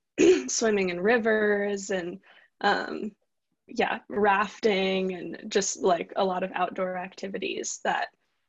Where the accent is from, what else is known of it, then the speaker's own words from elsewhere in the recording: Ashland, Oregon, United States; how I was brought up in Ashland. If you've been here, it's like half retirees and like half this like very like gritty hippie community